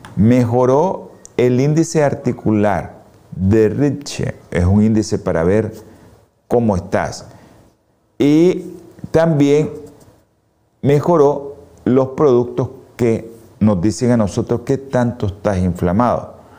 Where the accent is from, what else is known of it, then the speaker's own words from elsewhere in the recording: Nicaragua; nosotros los nicaragüenses